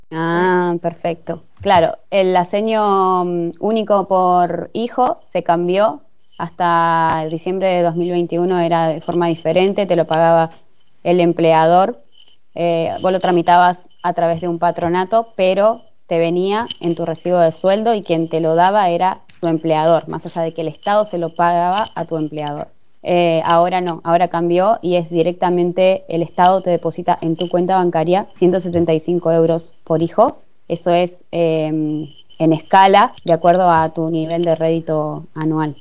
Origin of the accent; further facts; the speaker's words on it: Argentina; moved away as an adult; also born or lived in Brazil; now in San Benedetto del Tronto, Italy; Soy argentina, nací allí